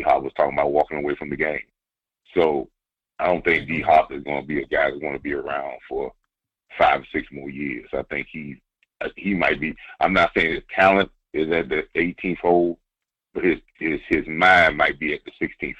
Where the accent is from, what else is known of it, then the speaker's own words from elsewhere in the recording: South Carolina, United States; even though I'm from South Carolina, and I'm a Gamecock guy